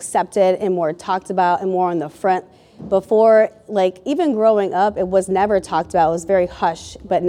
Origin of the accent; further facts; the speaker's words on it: Agana Heights, Guam, United States; born there; now in Jacksonville, United States; So originally, I'm not from Jacksonville. I moved here in 04. My father was in the military and retired here, which brought me here, and that's how I got here. I was born in Agana Heights, Guam.